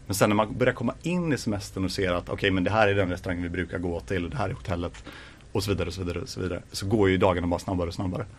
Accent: Gothenburg, Västra Götaland, Sweden; Jag är faktiskt ifrån västra Göteborg så att jag är ifrån Grimmered

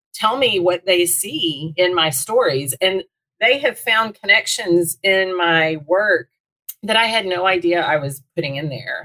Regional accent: Little Rock, Arkansas, United States; also born or lived in Texas; I was born in Northwest Arkansas, where I live now, and lived in Little Rock for my first 13 years

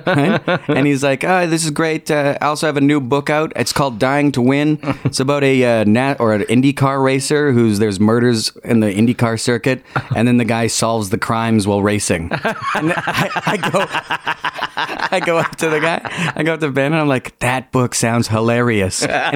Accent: Winnipeg, Manitoba, Canada; born there; I was born in Winnipeg. Probably conceived on Valentine's Day.

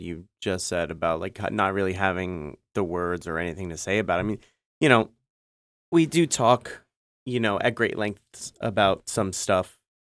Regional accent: New York City, New York, United States; I was born and raised in the Bronx.

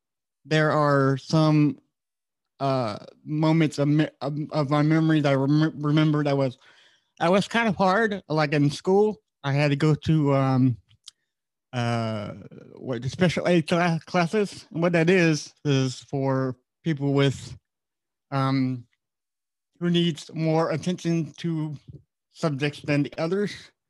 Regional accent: Florida, United States; also born or lived in Virginia / Austin, Texas; Florida and Virginia were like the main two places we live mostly at. I was born in Austin, Texas, so I don't remember it.

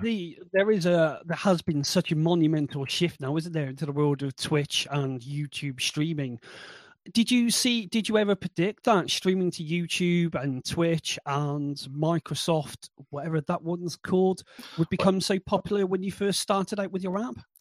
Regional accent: United Kingdom; we're typically British

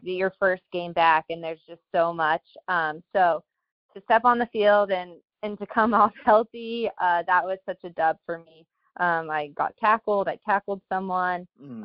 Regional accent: Colorado, United States; moved away as an adult; now in Washington, D.C., United States; I'm from Colorado, so I was home with my family

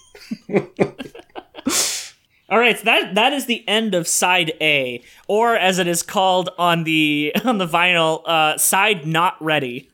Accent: Sudbury, Ontario, Canada; Sudbury, which is my hometown of one hundred fifty thousand people.

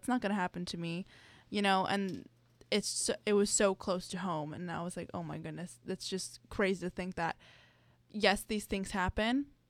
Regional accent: South Florida, United States; I'm from South Florida.

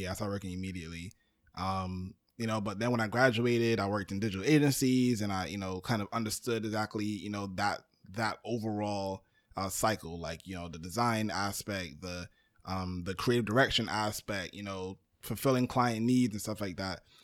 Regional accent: New York City, New York, United States; I was born in Brooklyn

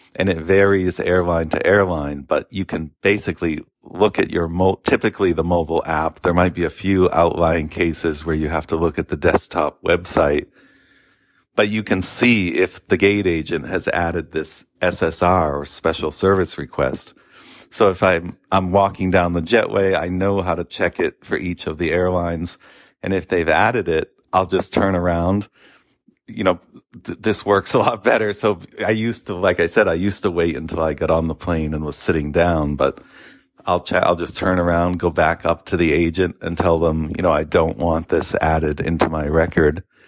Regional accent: Boston, Massachusetts, United States; also born or lived in Naples, Florida; I'm obviously a Bostonian

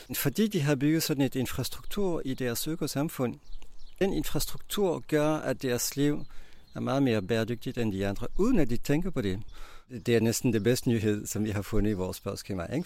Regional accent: Belgium; Danish is a second language; moved away as an adult; now in Denmark; Jeg kommer fra Belgien

